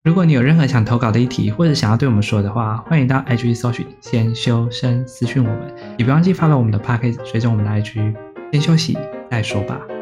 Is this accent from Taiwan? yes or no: yes; Taiwan; 我是南口的偏乡，到山里面隐居的那种